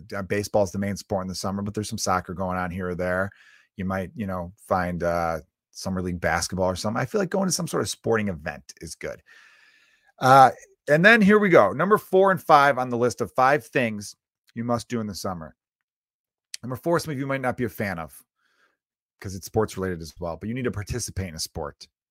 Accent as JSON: {"language": "English", "town": "Chicago", "region": "Illinois", "country": "United States", "tie": "born or raised there", "said": "I grew up in Chicago where the weather is so horrible"}